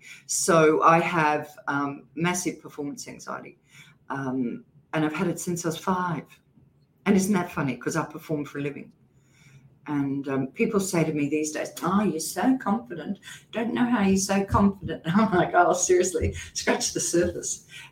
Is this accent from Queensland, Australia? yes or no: yes; Queensland, Australia; accent: Queensland; Well, I used to speak really high, and I'm a Queenslander as well, so I had a Queensland accent, really high Queensland accent.